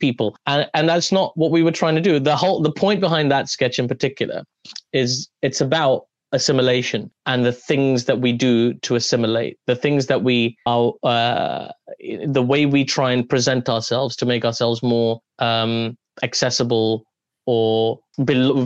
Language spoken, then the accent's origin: English; London, United Kingdom; I'm from London.